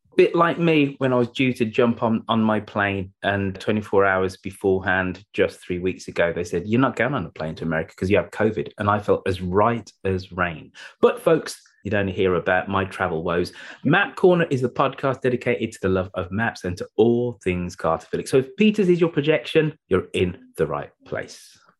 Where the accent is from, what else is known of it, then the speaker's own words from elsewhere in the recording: United Kingdom; we're British English speakers here